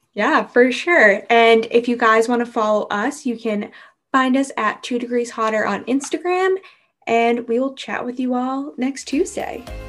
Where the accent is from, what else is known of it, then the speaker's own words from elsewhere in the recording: New England, United States; same here with the New Englanders